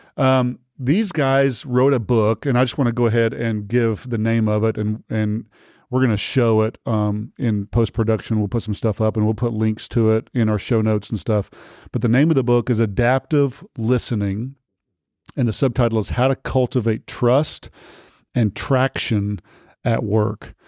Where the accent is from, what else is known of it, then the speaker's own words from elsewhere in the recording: Texas, United States; I'm from Texas